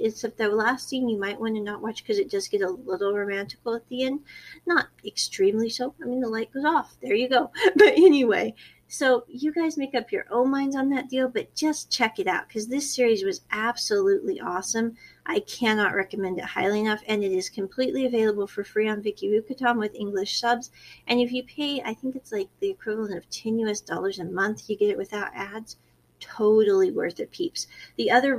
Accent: United States; I was born in America

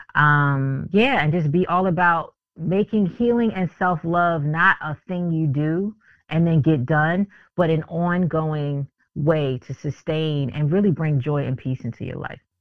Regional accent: Philadelphia, Pennsylvania, United States; moved away; I'm from Philly originally.

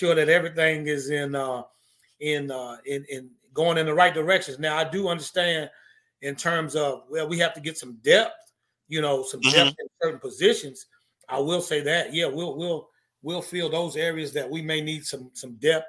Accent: Norfolk, Virginia, United States; moved away as an adult; also born or lived in North Carolina; now in Louisiana, United States; I didn't stay in Norfolk. You know, I went to North Carolina to go to school, and I was born and raised basically on Norfolk State's campus

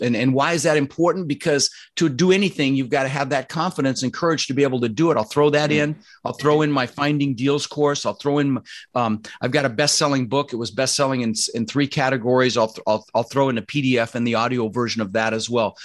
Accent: Denver, Colorado, United States; also born or lived in Netherlands; I was born in the Netherlands, you know, think wooden shoes, windmills, and um, immigrated when I was six. Like I said, we ended up in Denver, Colorado. And growing up, we really struggled

